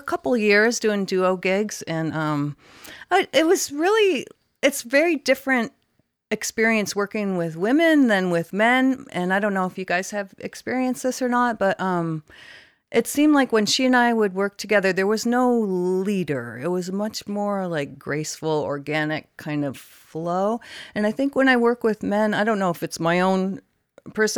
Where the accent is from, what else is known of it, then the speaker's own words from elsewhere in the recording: Canada; now in San Diego, United States; I grew up in Canada